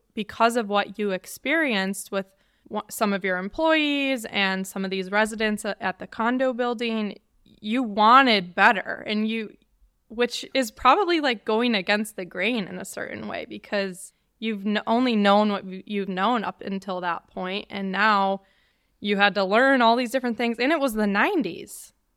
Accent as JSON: {"language": "English", "region": "Wisconsin", "country": "United States", "tie": "born or raised there", "said": "Waukesha, Wisconsin, actually thirty minutes from my hometown"}